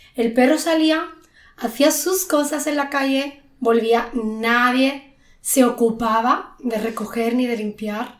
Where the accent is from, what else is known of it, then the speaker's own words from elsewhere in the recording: Spain; cuando yo era pequeña, en España, en los pueblos, yo soy de un pueblo